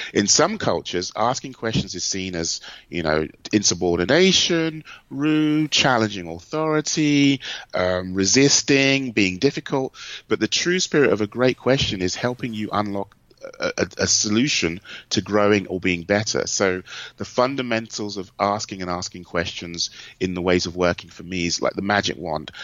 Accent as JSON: {"language": "English", "country": "United Kingdom", "also_born_or_lived": "Germany", "moved": "as an adult", "lives_now": "United States", "said": "being a Brit, I kind of grew up as a marketer with Aldi and Lidl"}